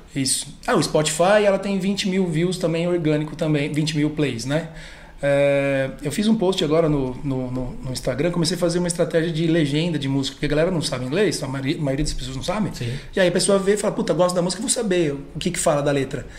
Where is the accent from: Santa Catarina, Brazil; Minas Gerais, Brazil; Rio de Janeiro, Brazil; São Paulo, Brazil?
São Paulo, Brazil; also born or lived in Bragança Paulista; Sou de São Paulo, mudei para lá com 12 anos de idade e cresci lá